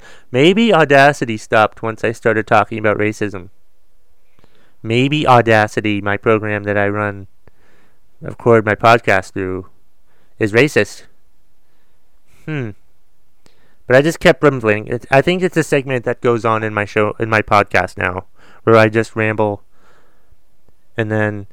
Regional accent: Boston, Massachusetts, United States; I was born in Boston

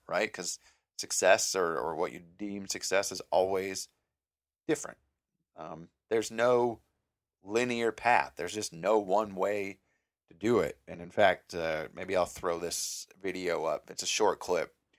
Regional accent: Mankato, Minnesota, United States; moved away as an adult; now in Northwest Florida, United States; I'm from Minnesota, s, town called Mankato. It's about hour and fifteen, hour and twenty minutes south of Minneapolis. Uh, I grew up there all my life.

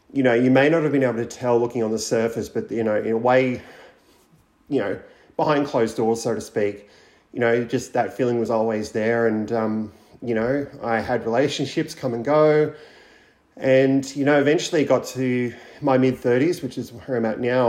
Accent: around Bathurst and Orange, Central West New South Wales, Australia; I grew up in Central West New South Wales around Bathurst Orange, for anybody who knows that area. I grew up on a cattle property

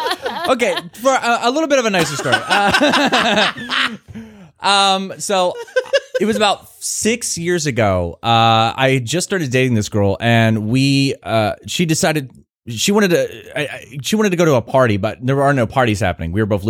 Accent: Portsmouth, Virginia, United States; So I grew up in Portsmouth. So it's like for listeners who don't know, it is a predominantly black community.

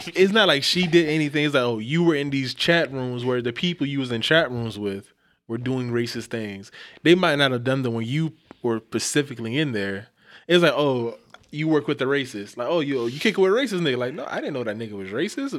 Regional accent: the South, United States; I'm from the South

